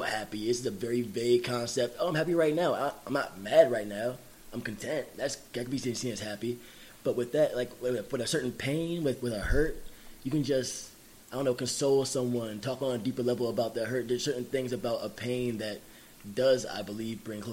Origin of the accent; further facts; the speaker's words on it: Jamaica; I'm Jamaican. I have family everywhere that eats mango.